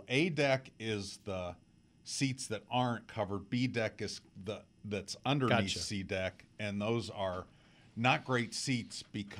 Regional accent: Columbus, Ohio, United States; I'm an Ohio State graduate, and I grew up in Columbus and went to Ohio State games as a kid.

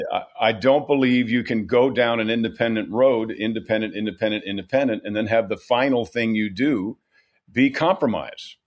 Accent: New York, United States; moved away; also born or lived in California; I'm from New York. New York is a beautiful state.

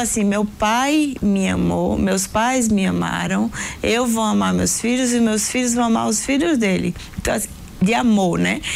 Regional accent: Northeast Region, Brazil; nós somos do Nordeste

